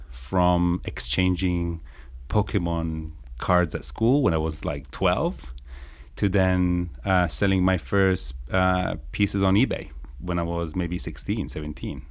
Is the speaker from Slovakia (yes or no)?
no; Italy; moved away as an adult; also born or lived in Guildford, Surrey, England; now in New York, United States; North of Italy, between Milan and Turin, in a small city of ten thousand people, a village called Sanpia.